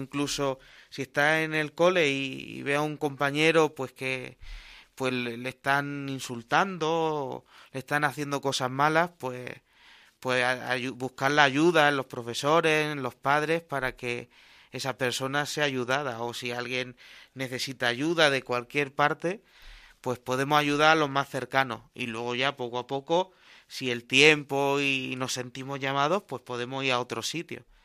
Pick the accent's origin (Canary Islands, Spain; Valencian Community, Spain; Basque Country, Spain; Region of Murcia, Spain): Region of Murcia, Spain; Cartagena; moved away as an adult; now in Albacete, Spain; Yo soy de Cartagena